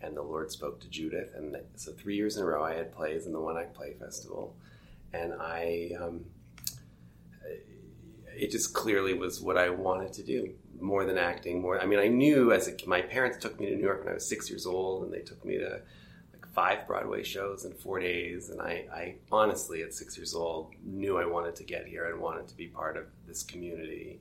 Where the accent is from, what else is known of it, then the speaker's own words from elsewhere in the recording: Toronto, Ontario, Canada; I grew up in Toronto